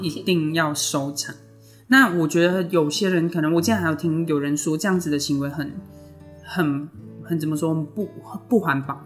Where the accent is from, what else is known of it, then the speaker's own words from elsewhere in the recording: Malaysia; moved away as an adult; now in Changhua, Taiwan; 我是马来西亚人，但是我在台湾这边生活了八年